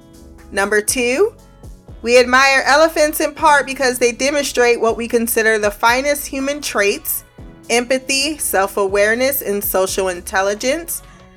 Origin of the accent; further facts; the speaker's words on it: Ohio, United States; because I'm from Ohio